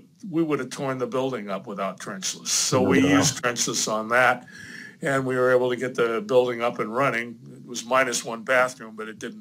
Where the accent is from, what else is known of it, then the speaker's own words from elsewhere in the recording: California, United States; I'm a Californian